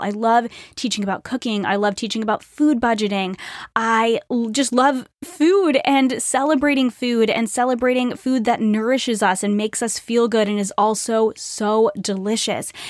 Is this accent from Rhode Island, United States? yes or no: yes; Rhode Island, United States; moved away as an adult; I grew up in Rhode Island